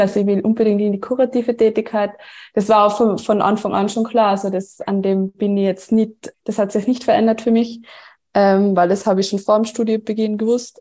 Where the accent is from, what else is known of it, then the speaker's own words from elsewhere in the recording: Tyrol, Austria; Wie man unschwer erkennen oder hören kann, ähm, komme ich aus Tirol, also ich komme ähm, aus dem ländlichen Bereich